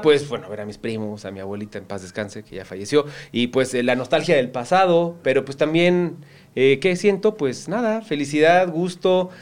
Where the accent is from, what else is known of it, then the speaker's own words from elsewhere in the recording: Cuautla, Morelos, Mexico; moved away; siempre crecí aquí en Cuautla